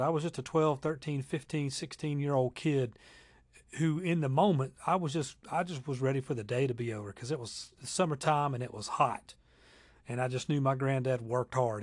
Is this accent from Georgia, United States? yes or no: yes; Lawrenceville, Georgia, United States; my hometown of Lawrenceville, Georgia.